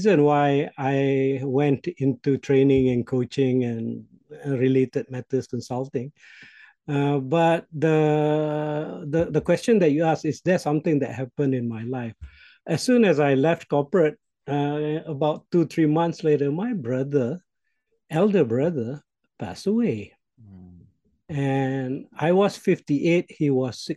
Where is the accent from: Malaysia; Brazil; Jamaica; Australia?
Malaysia; first language Malay; English is a second language; my native language in Malaysia, the Malay language.